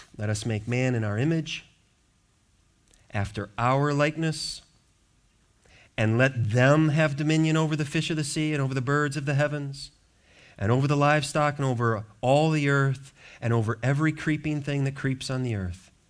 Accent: Racine, Milwaukee area, Wisconsin, United States; moved away; where I grew up in the Wisconsin, Racine, Milwaukee area

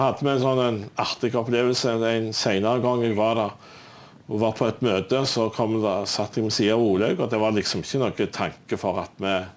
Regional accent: Stavanger, Rogaland, Norway; Jeg er jo fra Stavanger

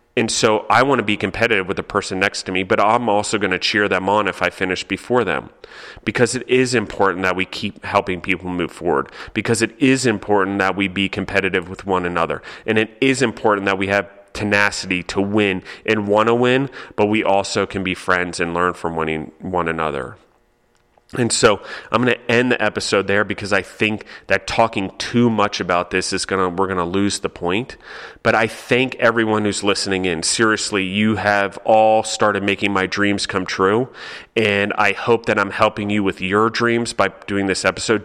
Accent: United States

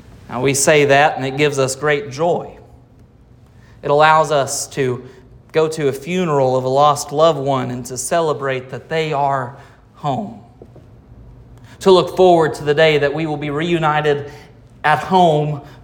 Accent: United States; As Americans

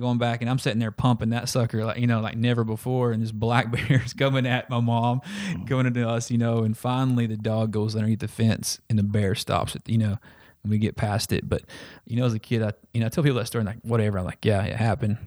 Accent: Lurton, Arkansas, United States; also born or lived in Russellville, Arkansas / Dover, Arkansas; we moved to uh, Lurton, Arkansas, rural Arkansas

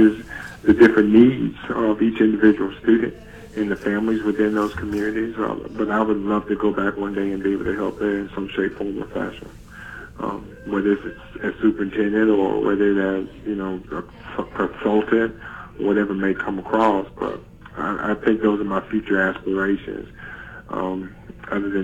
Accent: Cuthbert, Georgia, United States; moved away; also born or lived in Columbus, Georgia; when I was a young man growing up in Cuthbert, Georgia, and South Georgia.

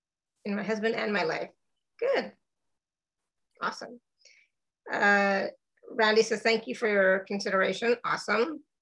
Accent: Canada; now in Austria; I am Canadian, so I will say that.

